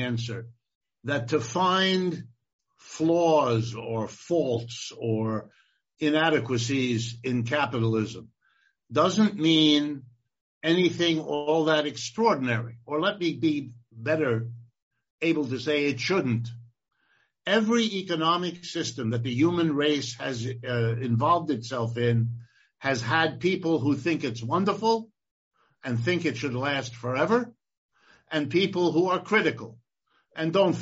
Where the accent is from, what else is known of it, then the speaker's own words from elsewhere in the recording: Ohio, United States; I was born in Ohio, and I have lived and worked in this country all my life